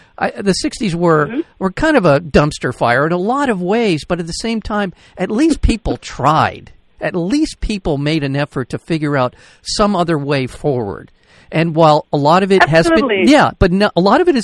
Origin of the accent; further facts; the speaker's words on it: Los Angeles, California, United States; I grew up in Los Angeles